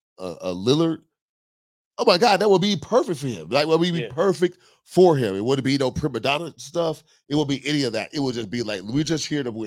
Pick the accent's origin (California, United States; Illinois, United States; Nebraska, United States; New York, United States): California, United States; like, I'm from California at the end of the day. I'm from California.